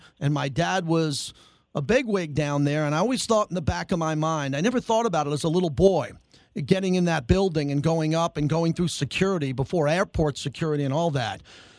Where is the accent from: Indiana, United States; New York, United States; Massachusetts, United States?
New York, United States; because I'm a New Yorker